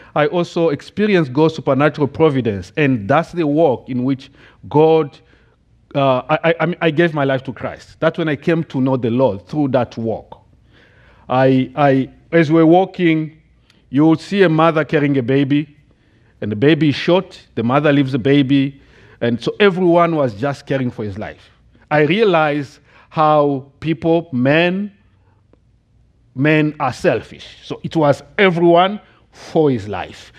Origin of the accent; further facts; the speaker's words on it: DR Congo; English is a second language; moved away as an adult; now in United States; I grew up in the Democratic Republic of the Congo